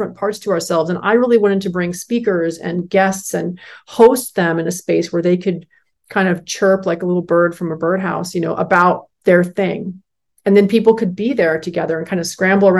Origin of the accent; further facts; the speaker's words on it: Northern California, United States; growing up in California, Northern California, those great redwood forests